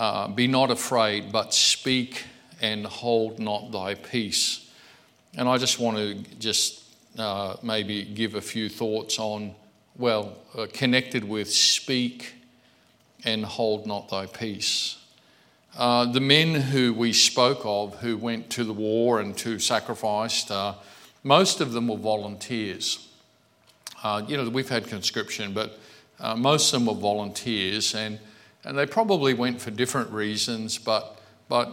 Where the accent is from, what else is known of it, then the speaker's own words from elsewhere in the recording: Australia; I'm an Australian Christian. I was saved in this country